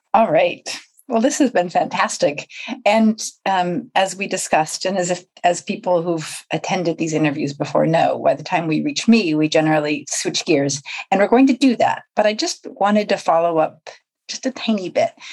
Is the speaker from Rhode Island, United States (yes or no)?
yes; Rhode Island, United States; moved away as an adult; now in United Kingdom